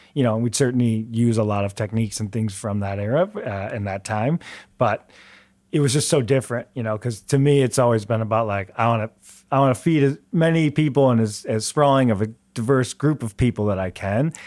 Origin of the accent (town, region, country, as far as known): Metro Detroit, Michigan, United States; moved away as an adult; also born or lived in Chicago